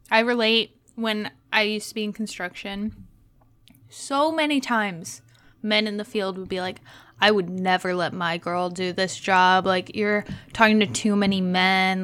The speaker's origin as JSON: {"language": "English", "region": "Texas", "country": "United States", "also_born_or_lived": "Indiana", "moved": "yes"}